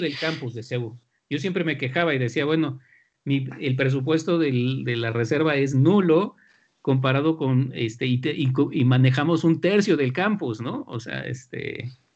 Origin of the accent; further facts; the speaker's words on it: central Mexico, Mexico; de dónde sale toda nuestra cultura este, como mexicanos de la parte central